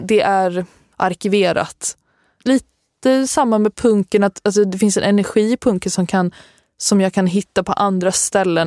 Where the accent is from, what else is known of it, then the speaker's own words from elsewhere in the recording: Halmstad, Halland County, Sweden; Jag kommer från Halmstad.